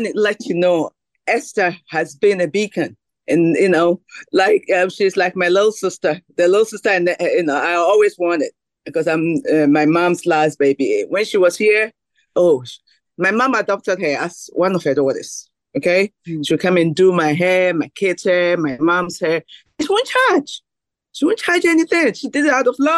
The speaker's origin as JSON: {"language": "English", "country": "Mali", "moved": "yes", "lives_now": "United States", "said": "I'm originally from Mali, even though we are all Africans"}